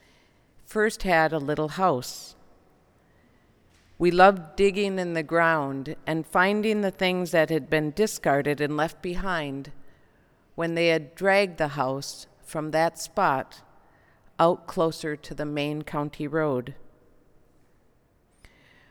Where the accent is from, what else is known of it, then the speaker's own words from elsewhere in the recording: Elk River, Minnesota, United States; I'm from Elk River, Minnesota. It's a city now, but when I was growing up, it was a small town of about 2,000 people